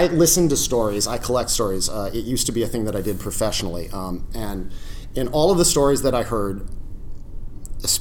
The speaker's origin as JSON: {"language": "English", "region": "the South", "country": "United States", "tie": "born or raised there", "said": "I grew up in the South, and I know what that means"}